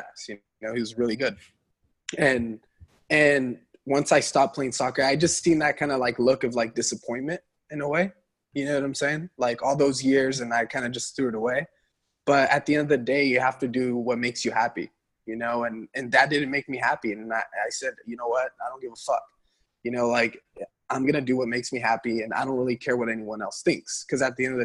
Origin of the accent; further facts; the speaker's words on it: Central Valley, Northern California, United States; now in Los Angeles, United States; from the Central Valley, I knew I needed to get out of there. I mean, I'm from a small town.